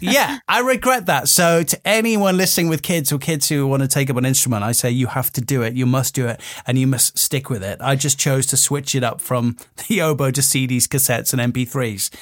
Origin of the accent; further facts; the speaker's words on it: Wales, United Kingdom; growing up in Wales